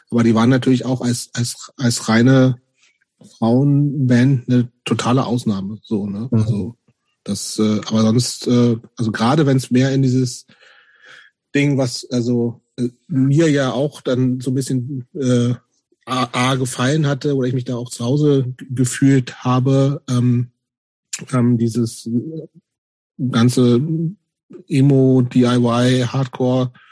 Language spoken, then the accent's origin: German; Hameln, Lower Saxony, Germany; in, in Hameln, wo ich herkomme, gab es gar nichts.